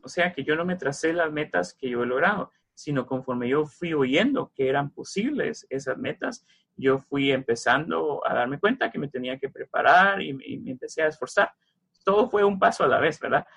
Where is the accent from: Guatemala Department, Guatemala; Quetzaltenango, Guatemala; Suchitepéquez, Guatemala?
Suchitepéquez, Guatemala; Mazatenango; moved away; yo soy de los departamentos, yo soy de Mazatenango, Xochitepecas, y en Mazate yo leía el libro de Julio Verne